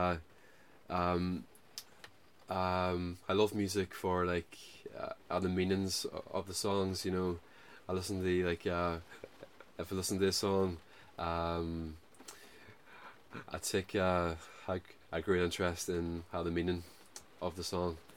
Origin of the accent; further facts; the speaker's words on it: Derry, Northern Ireland, United Kingdom; I'm from Derry.